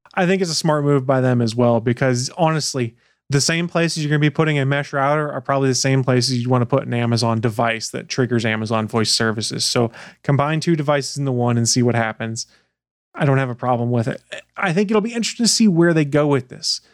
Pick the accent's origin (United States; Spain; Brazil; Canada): Canada; I'm Canadian.